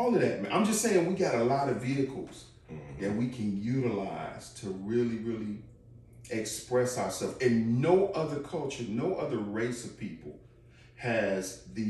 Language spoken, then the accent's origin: English; Chicago, Illinois, United States; I'm from Chicago